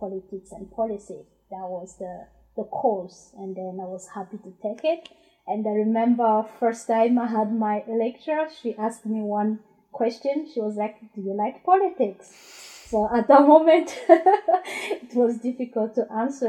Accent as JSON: {"language": "English", "country": "Burundi", "also_born_or_lived": "Democratic Republic of the Congo / London", "first_language": "Kirundi", "second_language": "English", "moved": "yes", "lives_now": "Glasgow, United Kingdom", "said": "I'm originally from Burundi, and yeah, I've been in Glasgow for almost 17 years"}